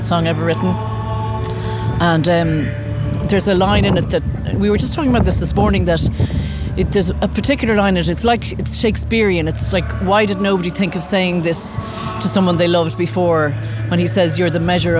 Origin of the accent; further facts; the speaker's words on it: Dublin, Leinster, Ireland; now in Limerick, Ireland; I live in Limerick. I'm originally from Dublin.